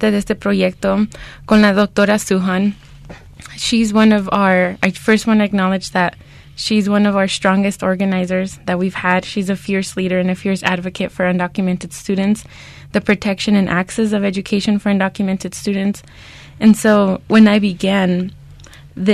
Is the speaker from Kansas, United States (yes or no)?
no; Arizona, United States; growing up in Arizona during the reign of Joe Arpaio